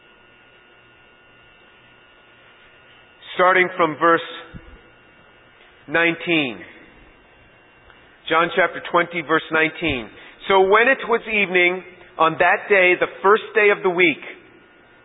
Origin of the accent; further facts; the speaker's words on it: New York, United States; I'm from New York